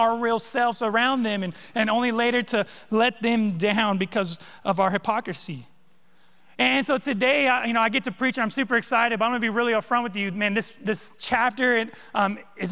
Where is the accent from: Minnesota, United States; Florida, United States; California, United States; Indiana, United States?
California, United States; moved away; I grew up in California, all right? West Coast boy